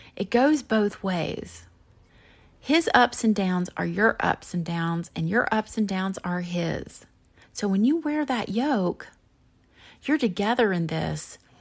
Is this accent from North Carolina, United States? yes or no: yes; Chapel Hill, North Carolina, United States; I grew up in Chapel Hill, North Carolina